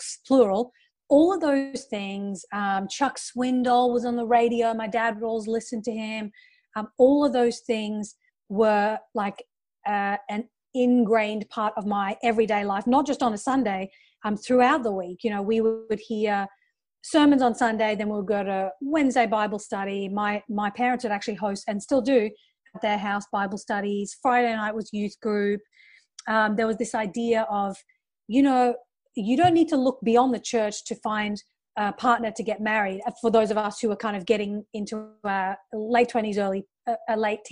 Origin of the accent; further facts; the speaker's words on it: Australia; moved away as an adult; also born or lived in United Kingdom; now in Los Angeles, United States; I was growing up in Australia